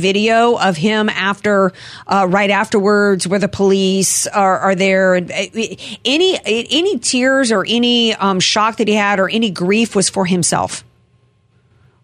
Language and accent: English; United States; as an American